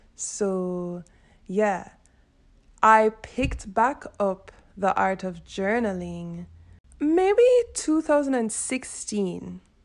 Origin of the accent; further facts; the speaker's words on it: Jamaica; I'm Jamaican